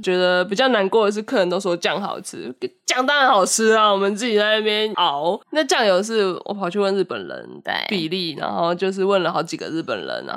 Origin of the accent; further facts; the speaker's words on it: Taiwan; 我几乎是在台湾长大嘛